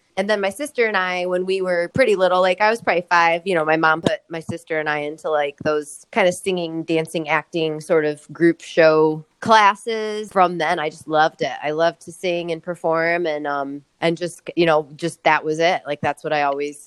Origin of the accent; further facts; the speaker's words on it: Rock Island, Illinois, United States; moved away as an adult; also born or lived in California; now in Northeast Iowa, United States; I grew up in the Quad Cities. So Rock Island, Illinois, Northwestern Illinois, just across the river, though, from, you know, like Davenport and Bettendorf, Iowa. So Quad Cities, born and bred